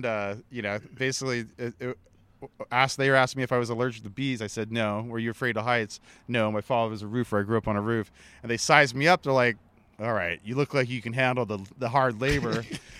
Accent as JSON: {"language": "English", "town": "Honolulu", "region": "Hawaii", "country": "United States", "tie": "born or raised there", "said": "born and raised in Honolulu, part Hawaiian, so … by my great-grandmother who raised me."}